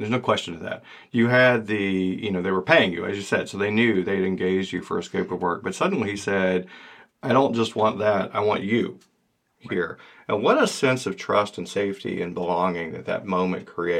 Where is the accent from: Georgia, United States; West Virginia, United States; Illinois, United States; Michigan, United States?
Georgia, United States; now in Maine, United States; I'm from Georgia, and now I live in Maine